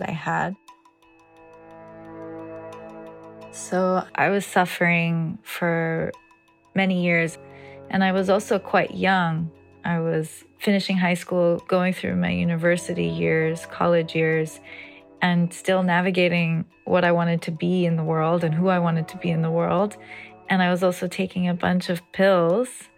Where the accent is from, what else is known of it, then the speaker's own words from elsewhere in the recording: New York, United States; I grew up in New York, the United States, to Brazilian and Greek parents